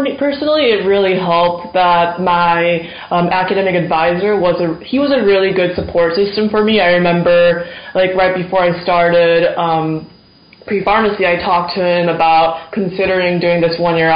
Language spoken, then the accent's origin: English; West Lafayette, Indiana, United States; I'm from West Lafayette, Indiana, where Purdue is located.